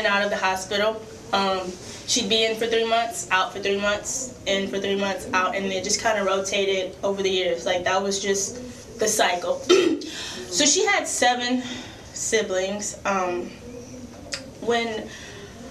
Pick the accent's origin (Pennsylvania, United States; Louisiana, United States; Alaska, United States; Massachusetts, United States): Louisiana, United States; now in Toledo, United States; I'm born and raised in Louisiana